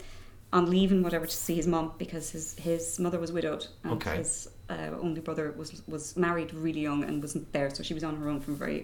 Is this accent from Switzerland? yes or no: no; New York, United States; moved away; I was born in New York in 1970